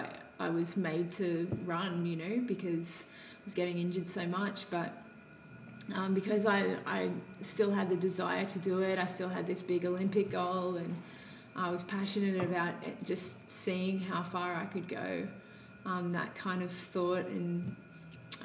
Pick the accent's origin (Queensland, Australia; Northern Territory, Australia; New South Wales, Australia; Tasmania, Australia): New South Wales, Australia; Grays Point; I grew up in Grays Point